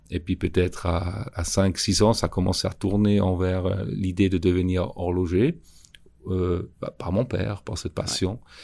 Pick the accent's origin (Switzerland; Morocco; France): Switzerland; Schaffhausen; j'ai grandi à Chafouz avec un, grand-père qui avait un magasin